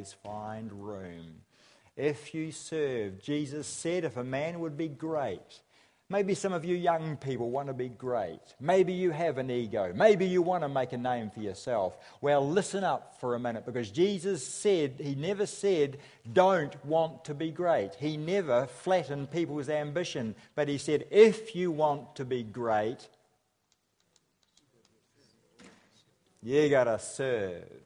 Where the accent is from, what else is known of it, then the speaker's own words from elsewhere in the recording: Nelson, New Zealand; I come from Nelson, which accounts for my accent